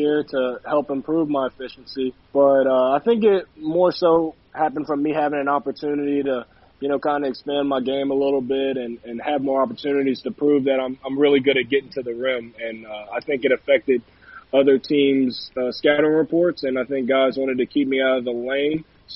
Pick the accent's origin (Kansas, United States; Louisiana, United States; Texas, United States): Louisiana, United States; Baton Rouge; I was blessed to play at a prestigious university in LSU, which is also in my hometown